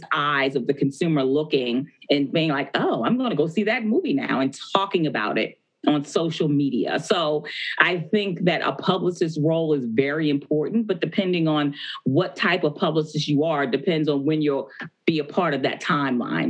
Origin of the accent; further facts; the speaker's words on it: Baltimore, Maryland, United States; I'm from Baltimore, Maryland, which The Wire was based.